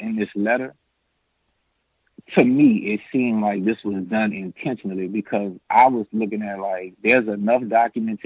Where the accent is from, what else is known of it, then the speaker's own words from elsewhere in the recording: New Orleans, Louisiana, United States; moved away as an adult; I'm from New Orleans